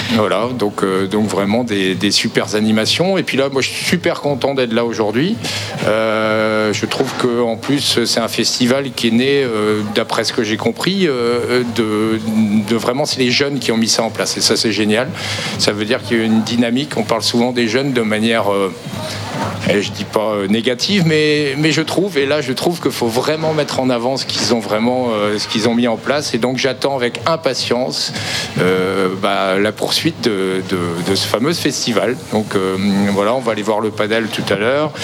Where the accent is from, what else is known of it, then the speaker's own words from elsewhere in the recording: Morlaix, Brittany, France; now in Quimperlé, France; je suis originaire de Morlaix à la base